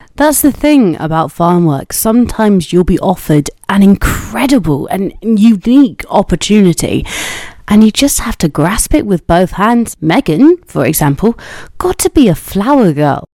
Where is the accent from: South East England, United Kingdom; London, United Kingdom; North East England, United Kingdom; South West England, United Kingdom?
South West England, United Kingdom; Cornwall; I'm from Cornwall